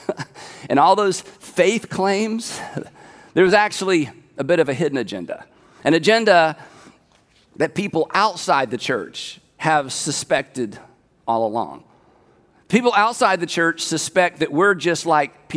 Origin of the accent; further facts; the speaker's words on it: United States; I'm an American